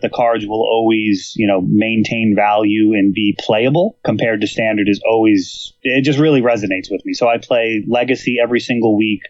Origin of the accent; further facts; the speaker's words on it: Millis, Massachusetts, United States; also born or lived in Medway, Massachusetts; I grew up in Millis, Massachusetts